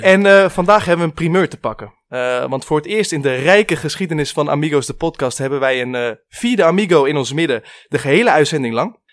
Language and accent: Dutch; Amersfoort, Utrecht, Netherlands; wij komen uit Amersfoort